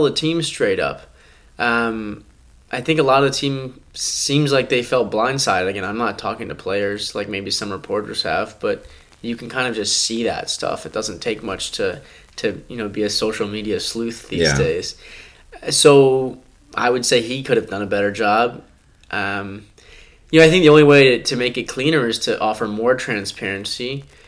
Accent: Michigan, United States; moved away; I grew up in Michigan

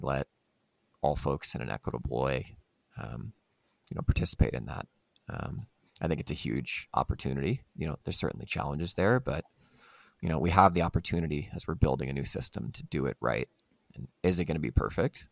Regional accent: Louisiana, United States; I'm from Louisiana. I've spent a lot of time in the South

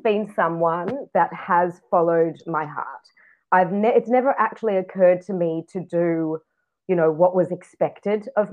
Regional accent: Sydney, New South Wales, Australia; now in Israel; I was born in Sydney, Australia

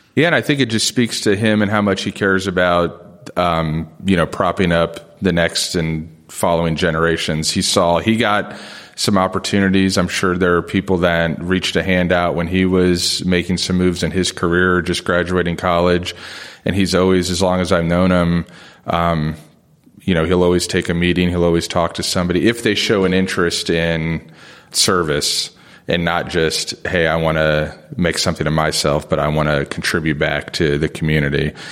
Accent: Springfield, Ohio, United States; born or raised there; moved away; also born or lived in South Bend, Indiana

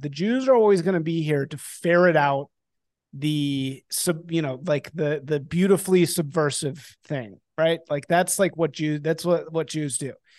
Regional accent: Chicago, Illinois, United States; moved away as an adult; also born or lived in New Orleans / Washington, District of Columbia, United States; I'm from Chicago.

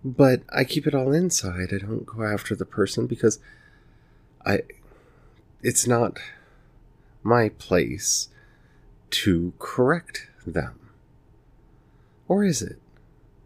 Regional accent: the South, United States; I grew up in the South

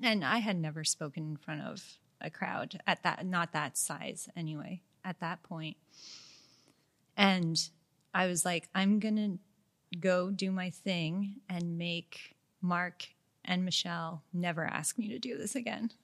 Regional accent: Montreal, Quebec, Canada; I'm from Montreal

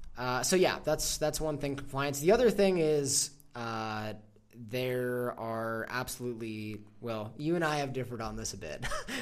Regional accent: United States; moved away as an adult; also born or lived in Los Angeles; now in San Miguel de Allende, Mexico; I am from the United States. Okay. The United States, this is just my perspective. I'm not from Canada, Europe, whatever. But as an American, I grew up valuing the Constitution

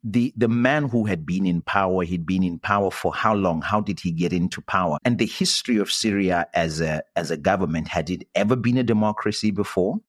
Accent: Zimbabwe; moved away as an adult; I'm from Zimbabwe, where I started a citizens' movement

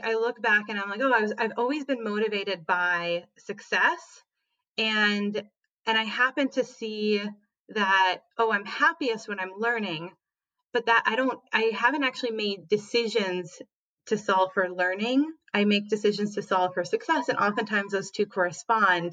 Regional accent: Minnesota, United States; moved away; also born or lived in San Francisco; I grew up in Minnesota. I am the child of immigrants from Belarus

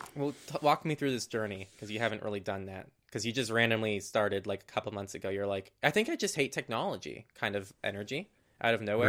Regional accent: California, United States; in my hometown, which is just a tiny hometown, middle of nowhere. Not middle of nowhere, but it's, it's in California

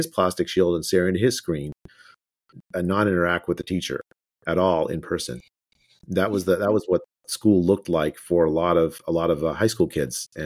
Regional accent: India; moved away; I was born in India

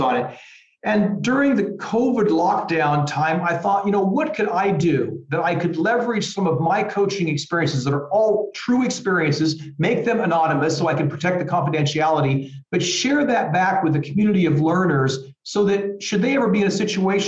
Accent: small farm town outside Des Moines, Iowa, United States; moved away as an adult; also born or lived in California; now in Munich, Germany; I'm from a very small farm town right outside of Des Moines, Iowa. I love my hometown.

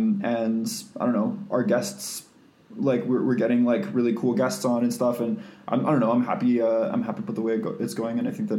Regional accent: Canada; we're Canadian.

